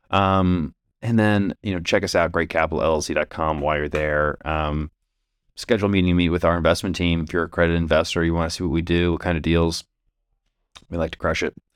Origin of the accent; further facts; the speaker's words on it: Indianapolis, Indiana, United States; we're from Indianapolis